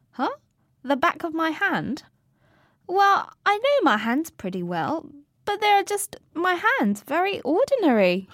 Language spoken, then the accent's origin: English; Chengdu, Sichuan, China; moved away; Tendu is my hometown. I grew up there.